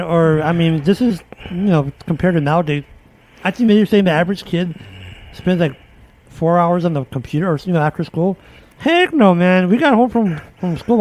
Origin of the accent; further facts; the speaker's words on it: Chicago, Illinois, United States; where I grew up in the East our Austin area, Austin High School